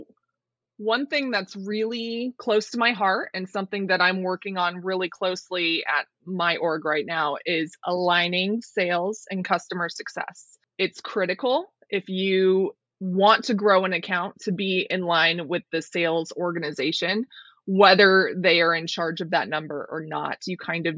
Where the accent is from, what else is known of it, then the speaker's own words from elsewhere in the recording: Colorado, United States; to Colorado. I moved back to my home state